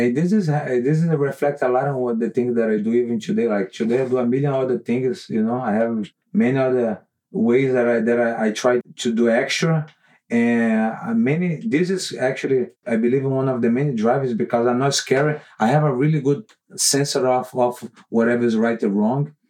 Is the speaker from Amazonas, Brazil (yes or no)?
yes; Manaus, Amazonas, Brazil; moved away; i grew up in manaus brazil